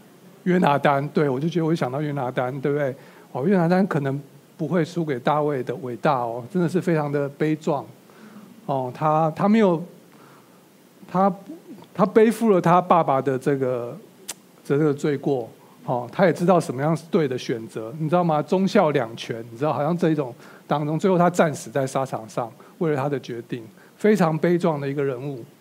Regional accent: China; 我是一个中国人，我可以理解在这个犹太文化下发生的这些事情

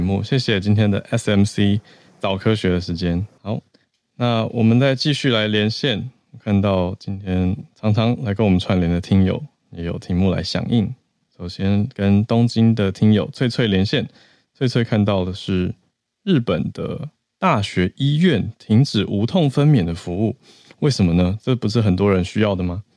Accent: Taiwan; 我台湾人的角度

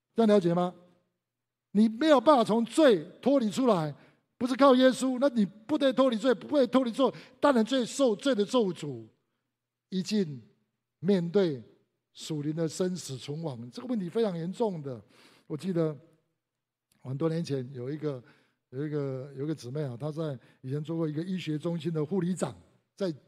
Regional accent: Taiwan; 我们都在台湾长大

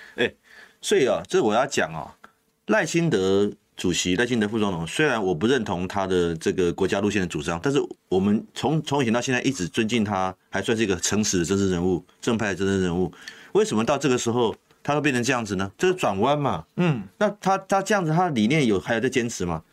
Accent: Taiwan; 我们台湾人

